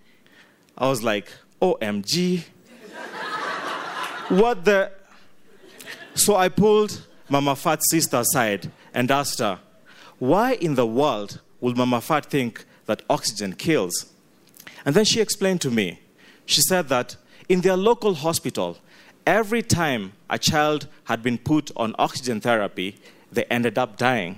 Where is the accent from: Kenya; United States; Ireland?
Kenya; now in Uganda; I am Ugandan through and through, I grew up in Kenya